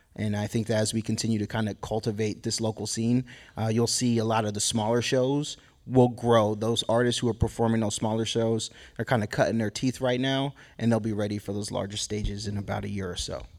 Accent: Boston, Massachusetts, United States; now in Sacramento, United States; I grew up in Boston

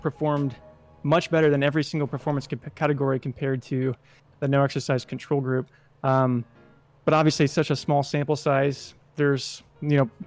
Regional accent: Kansas City, United States; I moved back to Kansas City, which is my hometown

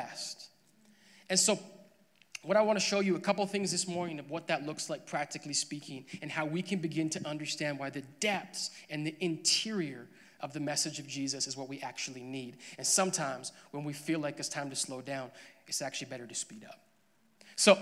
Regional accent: Alberta, Canada; I was born and raised in Alberta. I'm a great Alberta boy.

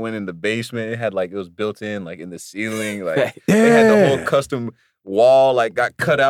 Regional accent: Wichita, Kansas, United States; I'm from Kansas.

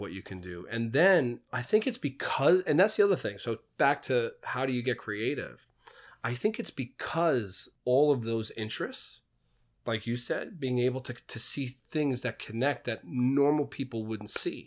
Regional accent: New York City, New York, United States; I grew up in Queens in the eighties and nineties

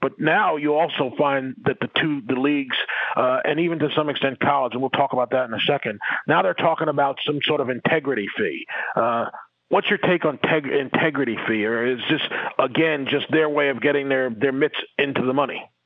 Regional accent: New York, United States; I'm from New York

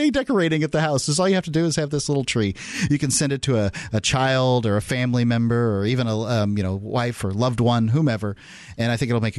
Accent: Florida, United States; moved away as an adult; now in New Hampshire, United States; From Florida, where I'm from

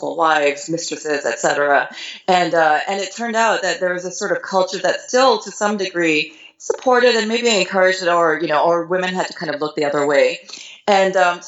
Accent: Singapore; moved away; when I was growing up in Singapore

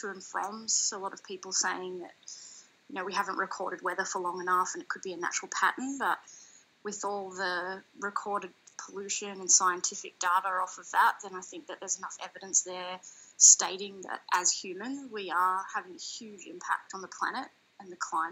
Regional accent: east coast of Australia, Australia; I grew up surfing along the east coast of Australia

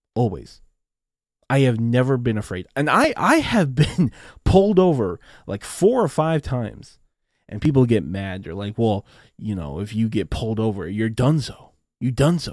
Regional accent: Renton, Washington, United States; I was born in Washington State, in a little, in a little city called Renton. So I am a U S citizen, and I have been living in the U S my entire life

